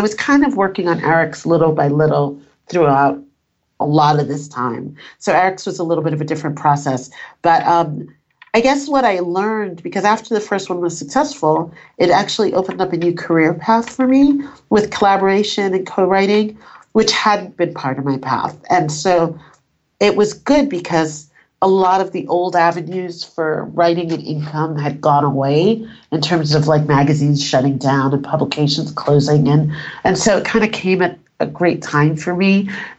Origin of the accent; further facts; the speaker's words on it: New York, United States; also born or lived in Panama / Northern England; My family's from Panama. I was born in Panama. And then when I was very little, like 18 months, we moved to Northern England and then we moved to New York.